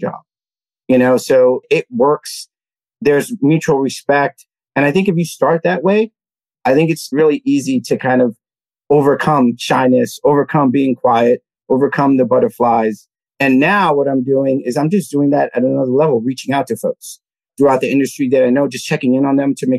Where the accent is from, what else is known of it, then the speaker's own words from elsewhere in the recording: New York City, New York, United States; I grew up in the Lower East Side of Manhattan, Alphabet City